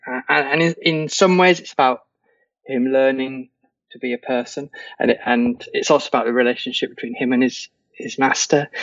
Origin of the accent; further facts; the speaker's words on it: England, United Kingdom; I'm English.